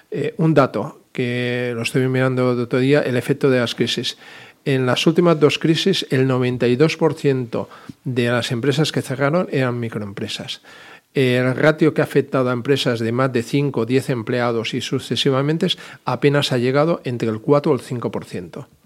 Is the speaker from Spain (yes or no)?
yes; Balearic Islands, Spain; Mi estimada calle Sindicato, que soy mallorquín